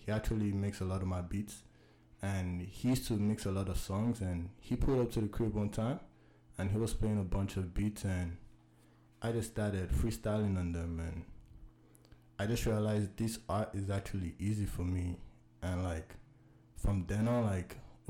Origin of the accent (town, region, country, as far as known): Ottawa, Ontario, Canada; born or raised there